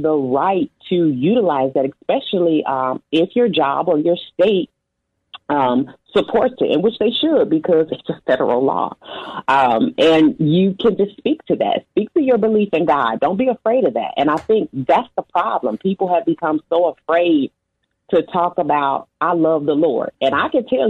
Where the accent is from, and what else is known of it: United States